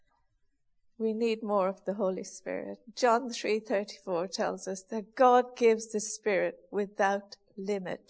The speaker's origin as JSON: {"language": "English", "country": "Ireland", "said": "being Irish, we had a few cows when I was young, and we used to send milk to the creamery"}